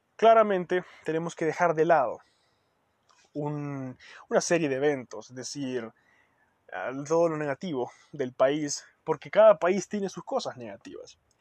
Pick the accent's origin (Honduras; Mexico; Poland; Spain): Honduras; somos hondureños